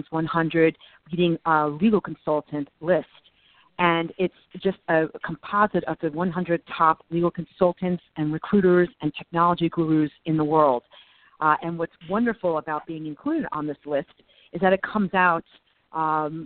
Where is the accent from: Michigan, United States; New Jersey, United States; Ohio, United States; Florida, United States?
New Jersey, United States; I grew up in New Jersey